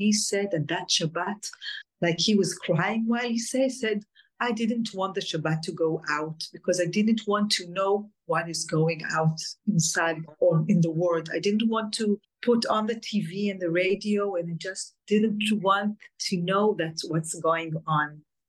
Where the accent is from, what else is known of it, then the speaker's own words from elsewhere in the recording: Alumim, Southern District, Israel; born there; English is a second language; I was born in Kibbutz Elumim. It's a very small kibbutz right near the border with Gaza.